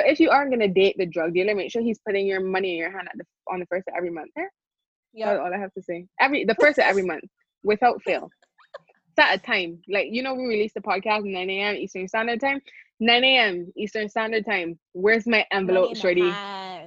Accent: Barbados; I grew up in the Caribbean. I grew up in Barbados.

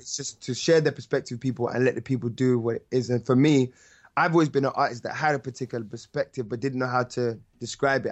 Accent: London, United Kingdom; I'm from North.

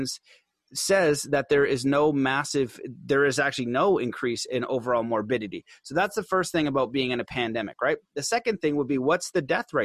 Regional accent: Canada; I'm Canadian

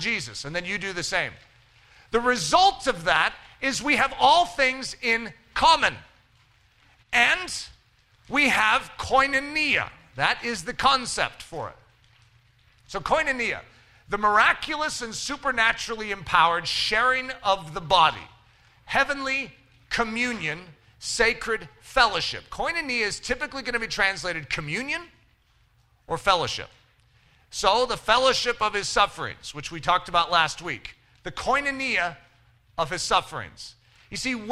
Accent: United States; as an American Christian

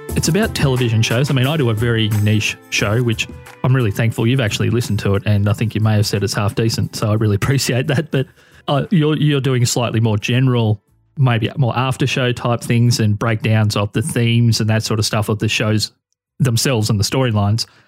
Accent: Australia; being an Australian who's in his thirties

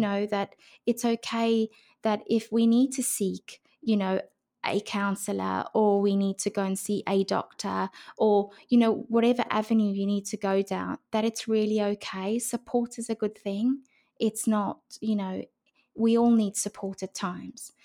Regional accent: South Africa; moved away as an adult; also born or lived in Brisbane, Australia; now in United Kingdom; I grew up in South

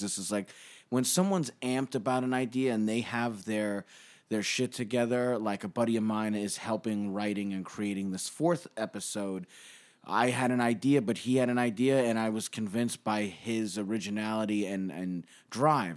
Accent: New York City, New York, United States; We grew up in Bay Ridge

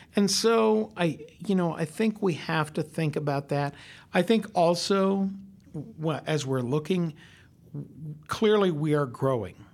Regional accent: Longmont, Colorado, United States; now in Northwest Arkansas, United States; when I grew up in Colorado, you could stand on the front porch of my house in Longmont, Colorado

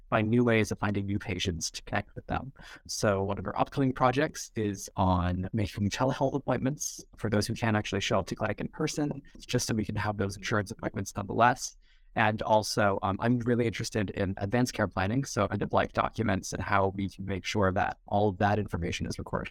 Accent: New Providence, New Jersey, United States; moved away as an adult; now in Chapel Hill, United States; I am originally from New Providence, New Jersey, so a little ways away from North Carolina, about 30 minutes outside of New York

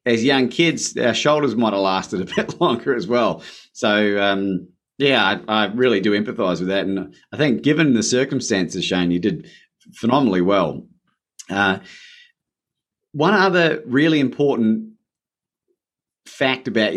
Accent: New Zealand; I was born in New Zealand. My father's Australian

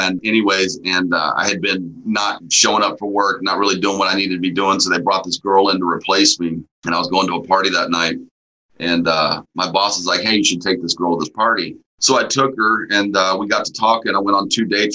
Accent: Amarillo, Texas, United States; also born or lived in Houston, Texas; I grew up in the Texas Panhandle for a while

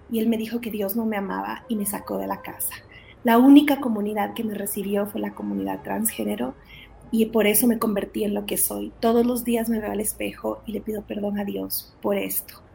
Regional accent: Ecuador; also born or lived in Guatemala; Em, yo soy de Guatemala, mi familia vino a Ecuador cuando yo tenía seis años, venimos como misioneros al Ecuador y la verdad es que crecimos sirviendo

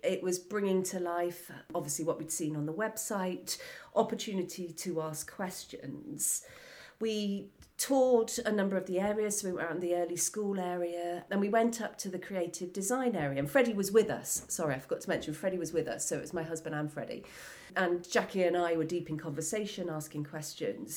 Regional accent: Wells, South West England, United Kingdom; I grew up in Somerset in the local area, so being in school in Wells

